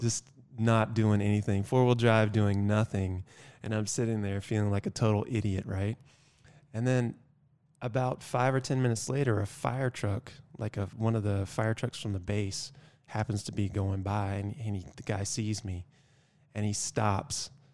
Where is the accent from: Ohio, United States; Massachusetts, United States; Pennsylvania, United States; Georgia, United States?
Georgia, United States; moved away; also born or lived in North Carolina / Virginia; I'm from Georgia originally.